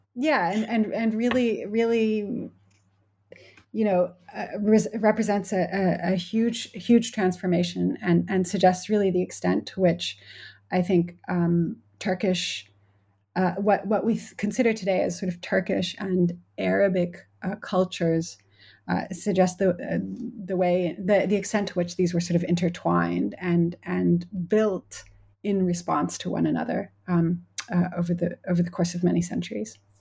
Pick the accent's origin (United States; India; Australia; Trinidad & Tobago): United States; moved away as an adult; now in United Kingdom; as an American who, I teach at a, at a U K university